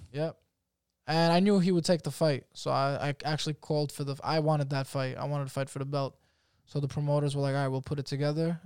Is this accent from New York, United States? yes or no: yes; New York, United States; I'm a fucking citizen. I was born in New York.